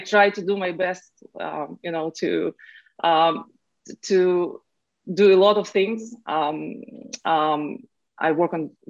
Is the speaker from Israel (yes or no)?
yes; Israel; moved away as an adult; now in Silicon Valley, United States; I'm originally from Israel